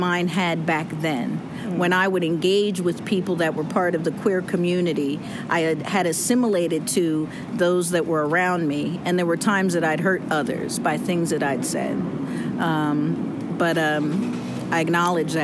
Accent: New Jersey, United States; I'm from Jersey

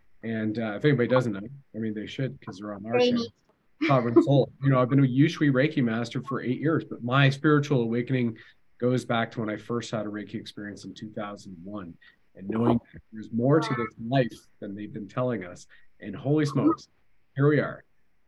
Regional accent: Canada; My mother's French-Canadian. I'm Canadian, right? So I can at least do the accent very easily.

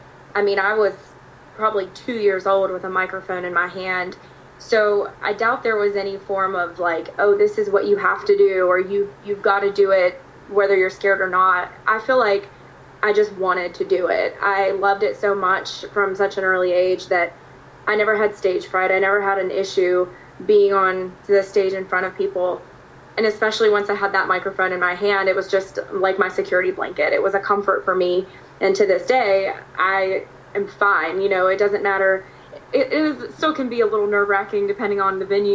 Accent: Virginia Beach area, United States; moved away as an adult; also born or lived in Danville, Virginia; now in Nashville, United States; I grew up on the East Coast, and from the Virginia Beach area

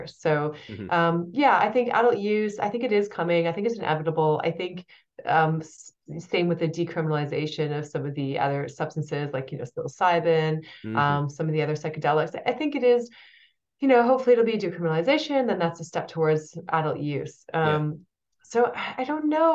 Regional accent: United States; moved away; I grew up in the States

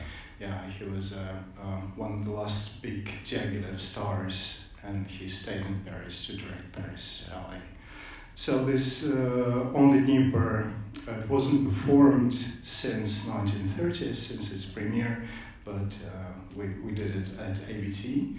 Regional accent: Kyiv, Ukraine; moved away as an adult; I grew up in Kiev, and my dad is a Ukrainian Jew, mom is Russian, and my first years as a dancer were in Kiev.

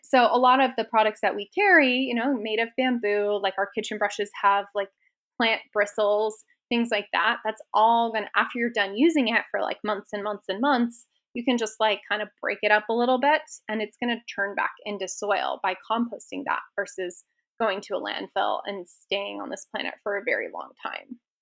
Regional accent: Seattle, Washington, United States; now in Las Vegas, United States; I grew up in Washington

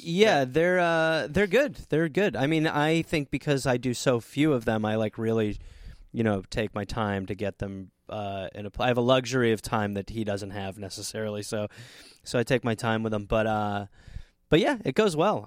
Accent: Brown Deer, Wisconsin, United States; moved away; I say I'm from Milwaukee

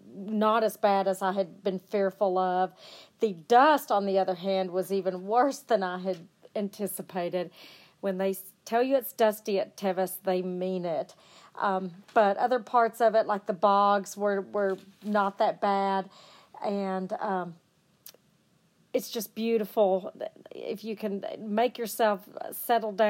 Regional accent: Amarillo, Texas, United States; I'm from Amarillo, Texas

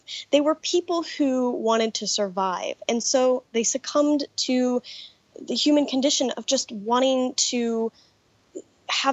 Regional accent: Colorado Springs, Colorado, United States; I was a church kid growing up in Colorado Springs, Colorado

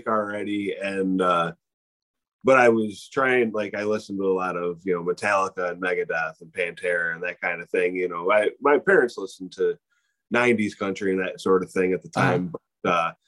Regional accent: Waterford, Michigan, United States; I grew up in Waterford, Michigan, and it was kind of a country town ish

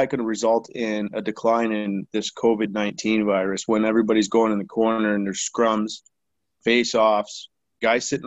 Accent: Leamington, Ontario, Canada; also born or lived in Wheatley, Ontario; I grew up in Leamington and Wheatley, between the two towns

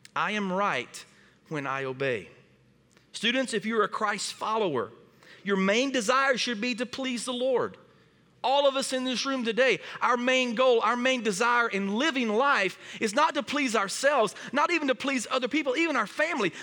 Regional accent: Springdale, Arkansas, United States; moved away as an adult; now in Wisconsin, United States; we are from Northwest Arkansas, p, a town called Springdale

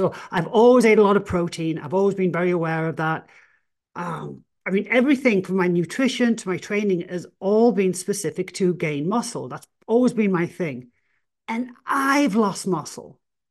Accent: England, United Kingdom; oh, well, I'm, you know, I'm English, I'm an outlier, I can build more muscle

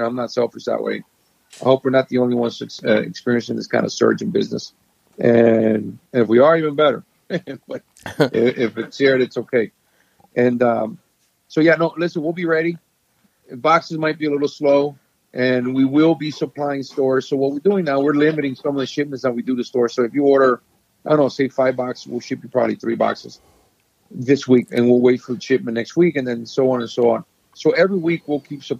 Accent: Honduras; I was born in Honduras

